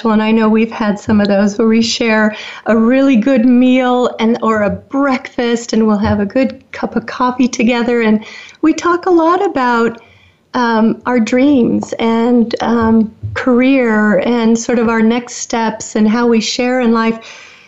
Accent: Woodinville, Washington, United States; growing up in the Seattle area, we um, we had special times in our little area there in Woodinville, and we lived on a lake

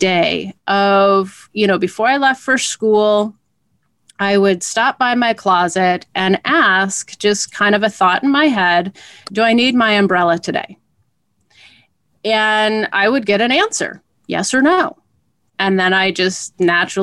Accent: Portland, Oregon, United States; growing up in Portland

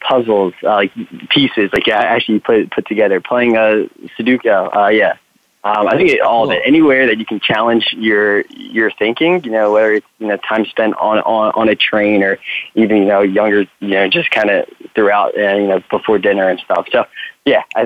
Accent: New Jersey, United States; also born or lived in Philadelphia; I'm from the Northeast, born in New Jersey

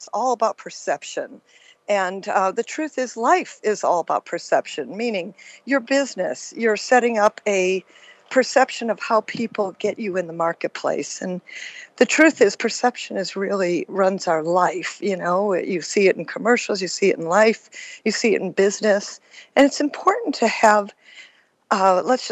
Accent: Detroit, Michigan, United States; moved away; also born or lived in San Francisco, California / Las Vegas, Nevada; I grew up in Detroit, Michigan

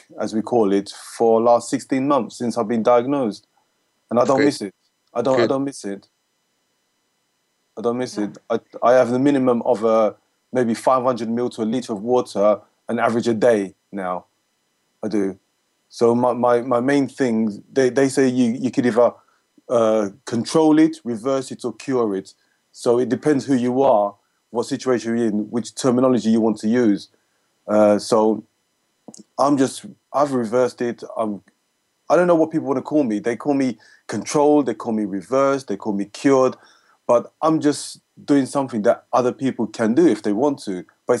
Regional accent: Jamaica; Because as a Jamaican, we eat pasta, we eat rice, we eat potatoes all the time.

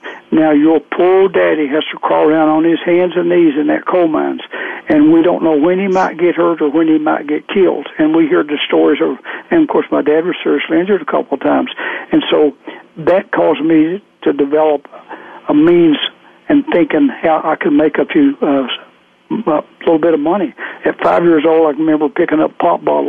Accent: Southwest Virginia, United States; I grew up in Southwest Virginia

